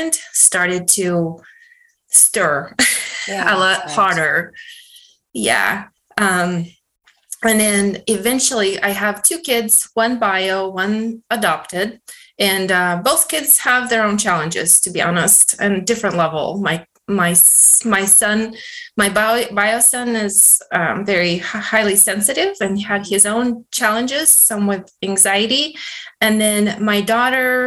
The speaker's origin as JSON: {"language": "English", "country": "Russia", "moved": "yes", "said": "Originally I'm from Russia"}